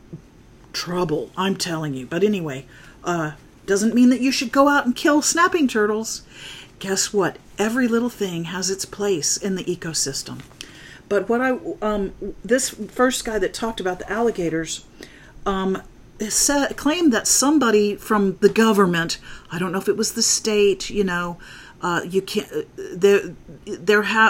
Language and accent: English; Florida, United States; also born or lived in North Dakota; now in Huntsville, United States; I grew up in Florida